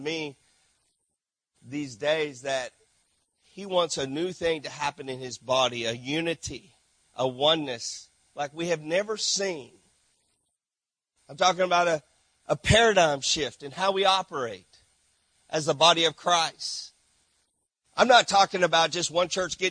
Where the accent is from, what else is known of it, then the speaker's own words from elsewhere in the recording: Granbury, Texas, United States; moved away as an adult; now in St. Marc, Haiti; grew up in Granbury, Texas, with Lake Granbury here